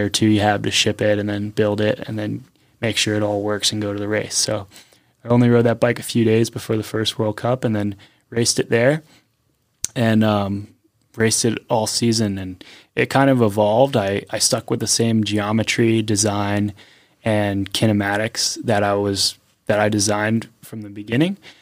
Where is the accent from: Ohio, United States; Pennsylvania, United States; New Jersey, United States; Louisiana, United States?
Pennsylvania, United States; moved away as an adult; now in North Carolina, United States; I grew up in Pennsylvania